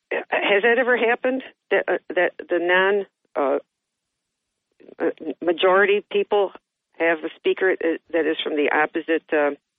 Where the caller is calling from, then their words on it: Johnson City, New York, United States; This is … from JC.